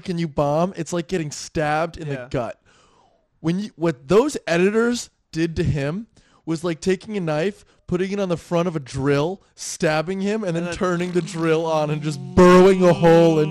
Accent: New Jersey, United States; I'm from Jersey, dude. Like, I grew up around there

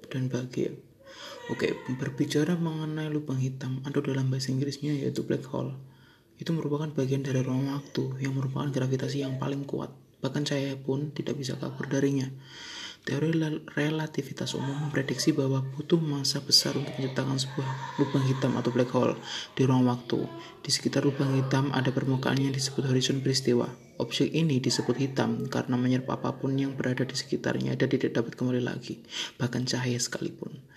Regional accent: Surabaya, East Java, Indonesia; Saya asalnya dari Surabaya.

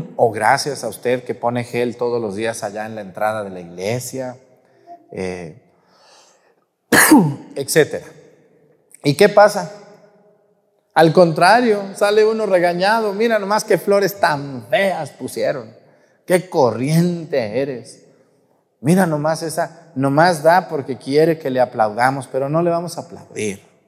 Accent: Guadalajara, Jalisco, Mexico; moved away; yo hablo así porque pues allí crecí, pues de que no le eche flores a mi tierra

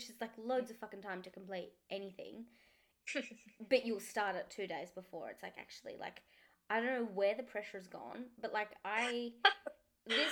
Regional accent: Melbourne, Victoria, Australia; I moved from Melbourne girls to VCAS

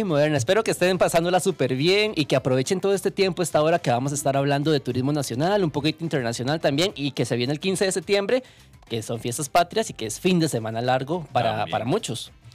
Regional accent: Costa Rica; Como costarricenses

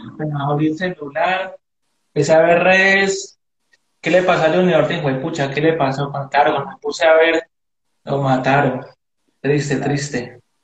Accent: Palmira, Valle del Cauca, Colombia; el barrio, de donde me crié, en Chapinero, en, Palmira

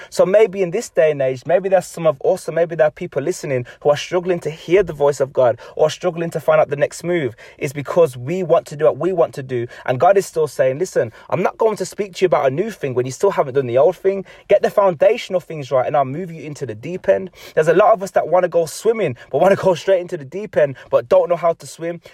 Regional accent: England, United Kingdom; I'm an English person

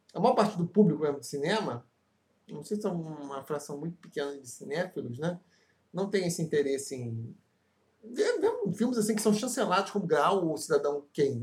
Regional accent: Brazil; Caravana de Campo Grande, rua Olinda Hélio, lá onde eu me criei

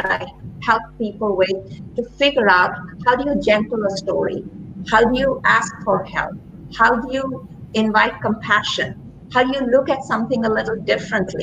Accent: India; moved away as an adult; now in Ohio, United States; I grew up during times in India of a lot of social and political turmoil.

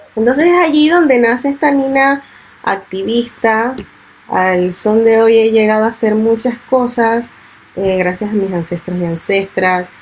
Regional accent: Panama; also born or lived in Italy / Barcelona; el Panamá que a mí me representa y con el que yo crecí, que es mi Panamá negro

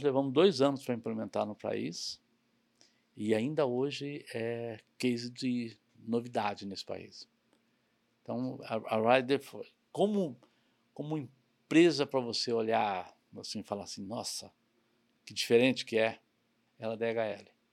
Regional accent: São Paulo, Brazil; also born or lived in Cerquilho, São Paulo; eu cresci em São Paulo tudo mais, mas morava numa cidadezinha pequenininha do interior chamada Cerquilho.

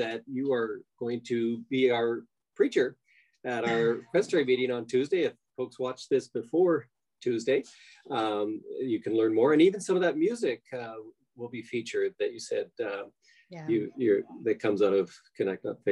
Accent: Canada; moved away; I grew up in Canada

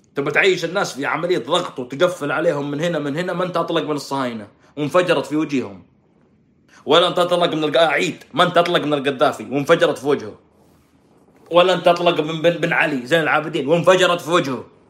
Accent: Saudi Arabia; عندنا في السعوديه

